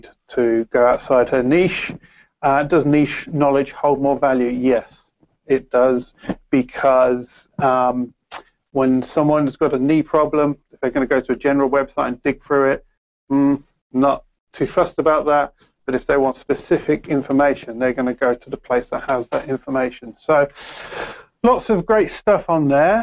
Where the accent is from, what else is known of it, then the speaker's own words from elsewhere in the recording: Peterborough, East of England, United Kingdom; accent: Peterborough accent with a mix of Cockney; I've got a Peterborough accent with sort of mix of Cockney and a few other things.